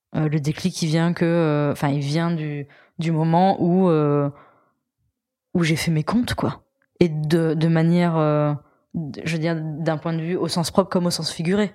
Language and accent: French; Auvergne-Rhône-Alpes, France; je suis auvergnate